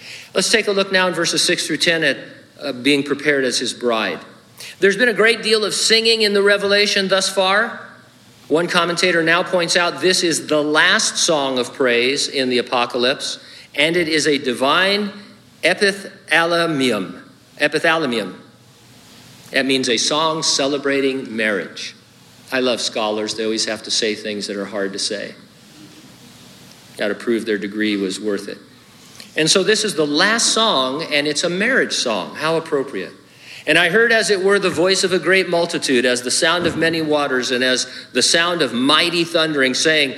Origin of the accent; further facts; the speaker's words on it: Connecticut, United States; born there; also born or lived in California; not my fault I was born in Connecticut and moved to California.